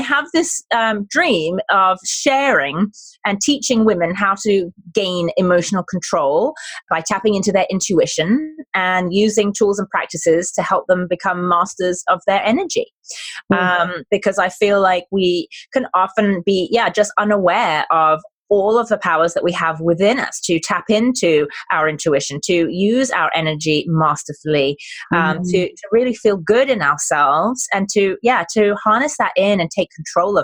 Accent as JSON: {"language": "English", "country": "United Kingdom", "accent": "British", "moved": "yes", "lives_now": "San Diego, United States", "said": "my British accent"}